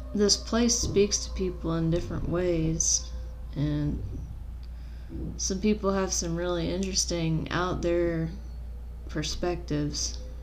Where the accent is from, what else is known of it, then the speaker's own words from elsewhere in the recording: New Orleans, Louisiana, United States; moved away as an adult; now in Grand Canyon, United States; I'm originally from the New Orleans area